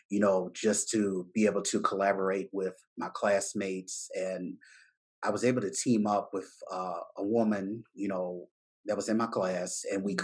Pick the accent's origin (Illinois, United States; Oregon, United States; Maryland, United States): Maryland, United States; Baltimore; I'm from Bmore